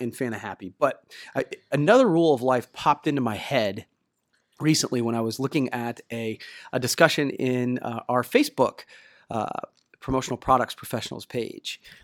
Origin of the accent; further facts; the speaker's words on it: Ohio, United States; I'm from Ohio, the Midwest, and so much more humidity